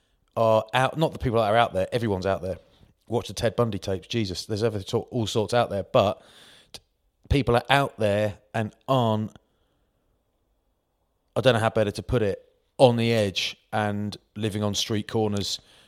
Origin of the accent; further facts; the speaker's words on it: Maidstone, South East England, United Kingdom; I'm from Maidstone, Kent, mate.